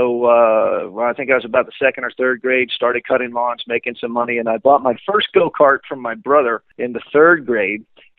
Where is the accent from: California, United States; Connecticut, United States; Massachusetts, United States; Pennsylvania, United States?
Connecticut, United States; I grew up in Connecticut